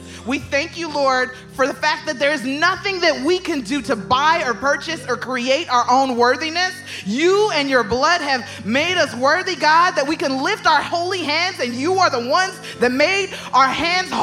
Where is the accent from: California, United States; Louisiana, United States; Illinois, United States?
California, United States; Los Angeles; I'm from LA. I'm from South Central LA.